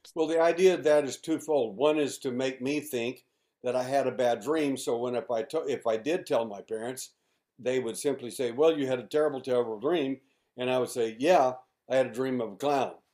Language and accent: English; Mayhill, New Mexico, United States; also born or lived in Midland, Texas; now in Houston, United States; when I was a little boy. Uh, we moved from Midland, Texas, to uh, Mayhill, New Mexico